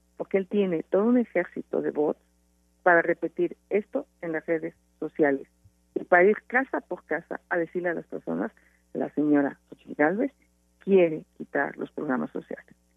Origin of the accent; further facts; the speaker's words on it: Hidalgo, Mexico; me enfrenté a los caciques hidalguenses como candidata a gobernadora